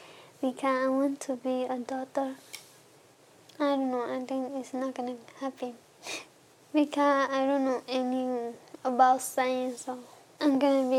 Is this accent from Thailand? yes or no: yes; Thailand; English is a second language; moved away; also born or lived in Burma; I was born in Burma. When I was a baby, my mom and dad ran to the Thailand